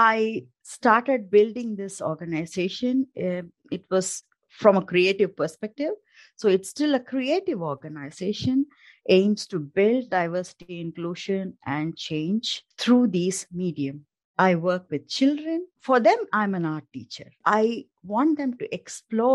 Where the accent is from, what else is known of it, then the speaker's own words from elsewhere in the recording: India; moved away as an adult; now in Denmark; I'm an Indian by origin